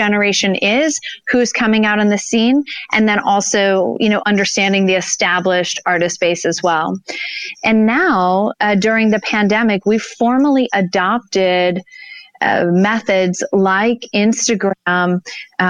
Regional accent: Gulf of Mexico, Deep South, Alabama, United States; now in Denver, United States; I grew up on the Gulf of Mexico in the deep south.

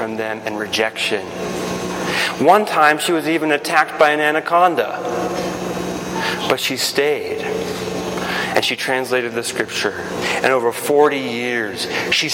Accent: Guatemala; moved away; I grew up in Guatemala

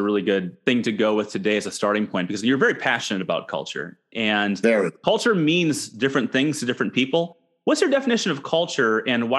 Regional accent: Minneapolis, Minnesota, United States; I grew up in Minneapolis

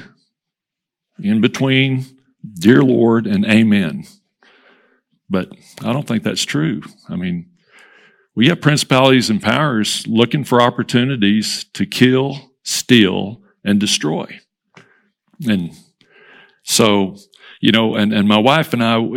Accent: Hereford, Texas, United States; growing up in Hereford, the little Westway Community Church

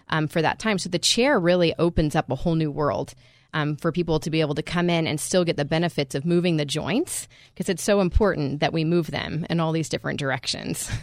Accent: United States; as American

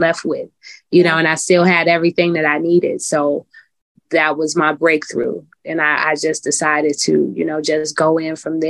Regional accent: Chicago, Illinois, United States; I am from Chicago, Illinois

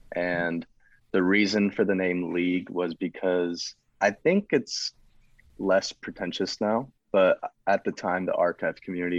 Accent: Michigan, United States; I'm from Michigan.

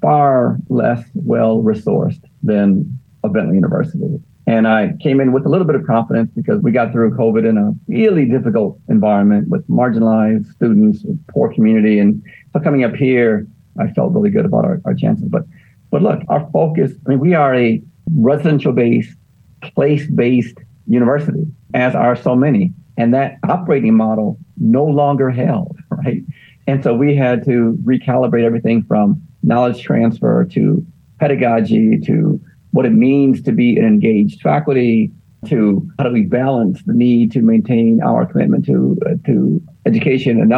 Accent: Detroit, Michigan, United States; moved away; also born or lived in Daytona Beach; I am from Detroit

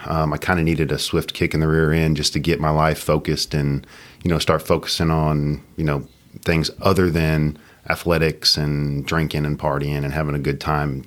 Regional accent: Katy, Texas, United States; born and raised in Katy

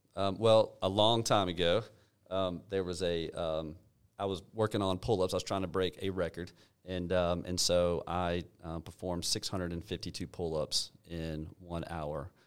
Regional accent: Alpharetta, Georgia, United States; I grew up in Alpharetta with my, with my dad around middle school timeframe

